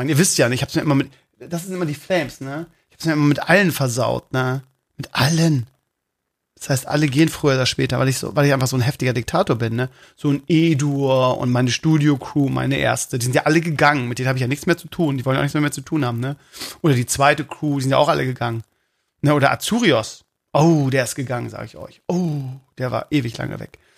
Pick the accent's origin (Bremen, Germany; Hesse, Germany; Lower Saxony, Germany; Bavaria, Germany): Bremen, Germany; Ja, ich bin Bremer. Ne?